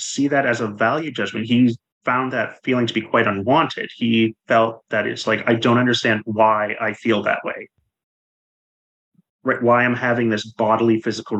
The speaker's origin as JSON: {"language": "English", "country": "Canada", "tie": "born or raised there", "said": "when I grew up in Canada"}